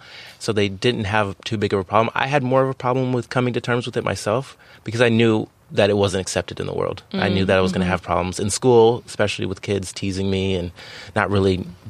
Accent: San Diego, California, United States; I'm from beautiful San Diego, California, and I couldn't ask for a better place to be raised.

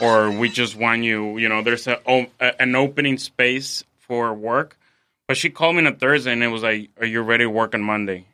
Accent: Mexico City, Mexico; moved away as an adult; now in San Diego, United States; I'm from Mexico City, correct. Um, I've been here in San Diego for about six years

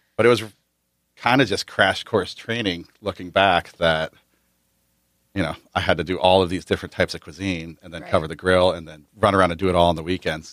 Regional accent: New Jersey, United States; also born or lived in Prescott, Arizona; now in San Diego, United States; I grew up in New Jersey

